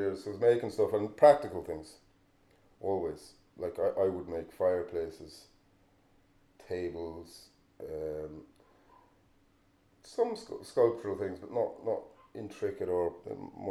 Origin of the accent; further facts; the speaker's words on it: Kilnaboy, County Clare, Ireland; I'm from Kilnaboy, grew up in Kilnaboy, which is, you could argue it's just off of the Burren